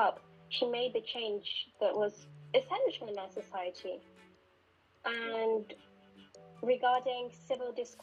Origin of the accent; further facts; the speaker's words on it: Spain; also born or lived in Moscow, Russia / Chicago, United States; In 2011, I moved to Spain